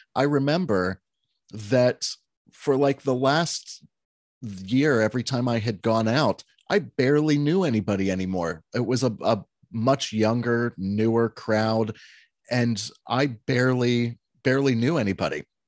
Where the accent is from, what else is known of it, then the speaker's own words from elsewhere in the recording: Alexandria, Pennsylvania, United States; moved away; my hometown of five hundred people and thirty-five farms.